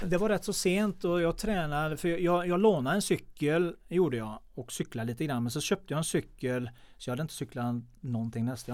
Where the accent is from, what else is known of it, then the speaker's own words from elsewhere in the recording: Mellerud, Västra Götaland, Sweden; Jag är uppväxt i Mellerud